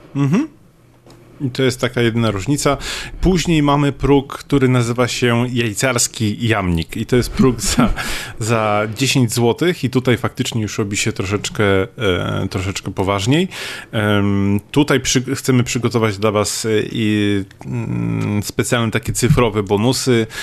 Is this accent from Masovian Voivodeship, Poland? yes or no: no; Szczecin, West Pomeranian Voivodeship, Poland; ja jestem ze Szczecina